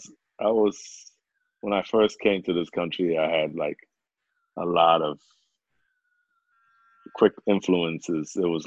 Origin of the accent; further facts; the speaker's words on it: England, United Kingdom; accent: British; British accent, you know, which also threw people off. They were like, where you from, man? I said, I'm from England.